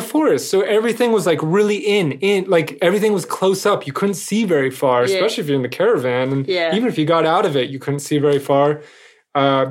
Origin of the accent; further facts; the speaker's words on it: California, United States; moved away; I'm from California